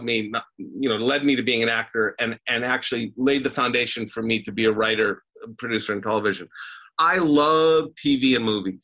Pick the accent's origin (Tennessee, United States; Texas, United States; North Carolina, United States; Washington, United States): Washington, United States; Vancouver; I was raised in Vancouver. It was a really nice place. It was small townish.